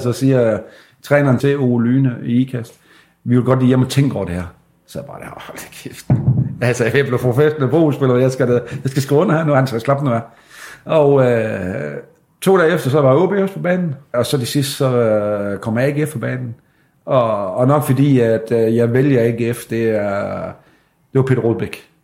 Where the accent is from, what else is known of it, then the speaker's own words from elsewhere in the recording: Sæby, North Denmark Region, Denmark; jeg er jo fra Sæbe